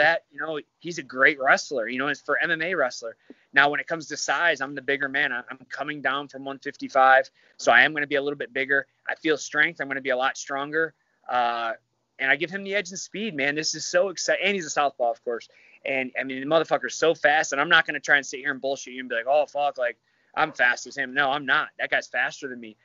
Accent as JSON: {"language": "English", "region": "Michigan", "country": "United States", "moved": "yes", "said": "I'm from Michigan"}